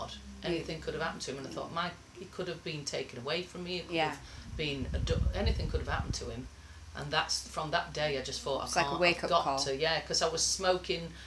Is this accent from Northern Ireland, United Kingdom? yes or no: no; Sheffield, Yorkshire and the Humber, United Kingdom; We had no family in Sheffield. It was just my mum and dad and five kids. We grew up in Ringinglow Village, middle of nowhere.